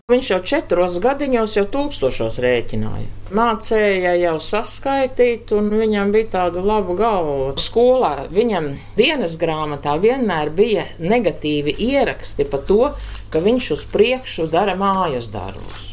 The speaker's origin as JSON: {"language": "Latvian", "town": "Talsi", "region": "Talsi Municipality", "country": "Latvia", "also_born_or_lived": "Moscow, Russia", "moved": "as an adult", "lives_now": "Liepāja, Latvia", "said": "es esmu no Tālsina, nu beidz Tāls vidusskolu."}